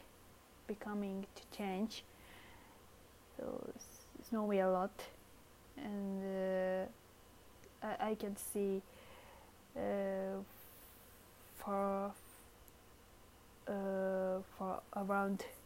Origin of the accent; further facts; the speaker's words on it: northern Kyoto, Japan; English is a second language; moved away; my hometown is Kyoto, and so northern part of Kyoto